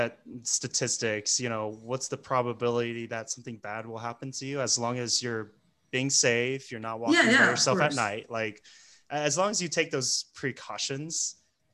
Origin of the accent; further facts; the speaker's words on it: United States; moved away; I'm American, right? I'm a gringo